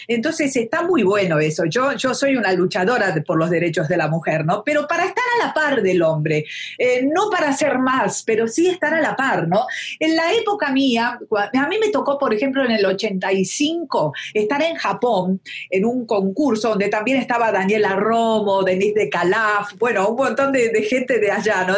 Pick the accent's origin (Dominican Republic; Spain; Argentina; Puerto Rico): Argentina; also born or lived in Buenos Aires / Mexico